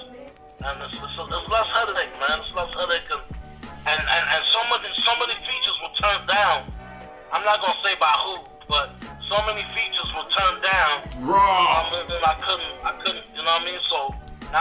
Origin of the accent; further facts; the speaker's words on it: Belize; now in United States; I'm not from this country. I'm originally from Belize. I'm a Belizean, and my I got Jamaican roots